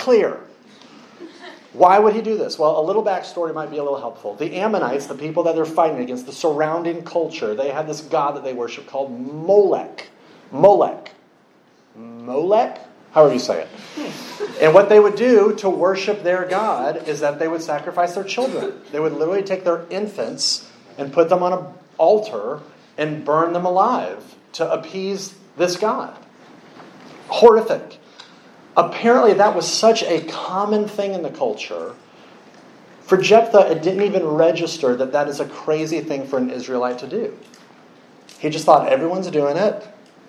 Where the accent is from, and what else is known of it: United States